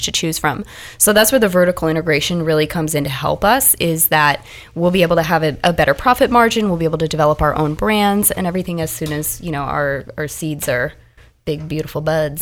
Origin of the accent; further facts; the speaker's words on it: Nebraska, United States; I am from Nebraska, very conservative place